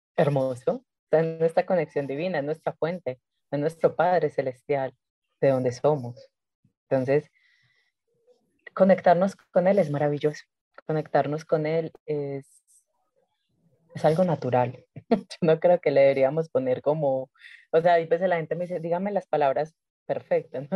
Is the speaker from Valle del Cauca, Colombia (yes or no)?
no; Medellín, Antioquia, Colombia; moved away; yo regreso a Medellín, porque yo no vivía en Medellín, yo regreso a mi tierra